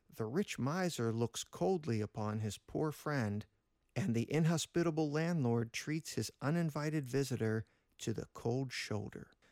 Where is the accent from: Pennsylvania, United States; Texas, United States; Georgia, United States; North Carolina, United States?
Pennsylvania, United States; Pittsburgh; we hail from Pittsburgh